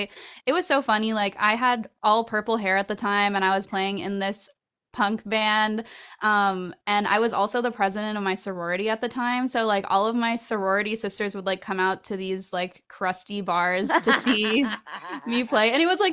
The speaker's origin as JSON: {"language": "English", "town": "Orlando", "region": "Florida", "country": "United States", "tie": "born or raised there", "said": "But yeah, growing up in Orlando, the music scene there, I feel like it was a small but very dedicated pool."}